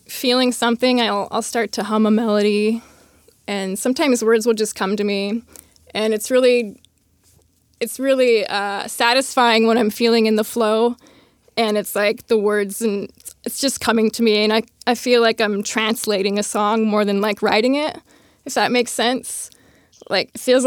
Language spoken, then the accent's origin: English; San Jose, California, United States; I grew up in San Jose, California